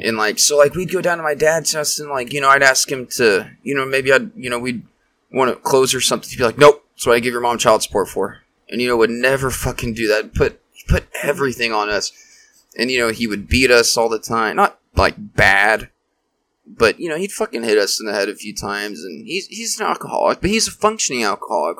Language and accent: English; Wichita, Kansas, United States; I grew up here in Wichita